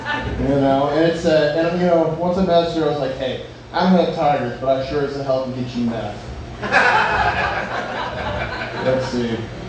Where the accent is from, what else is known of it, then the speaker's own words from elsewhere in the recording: North Carolina, United States; But like you said, I came from the Carolinas, you know. It's weird, you know, in North Carolina and, you know, here, right? Because state pride's a little different.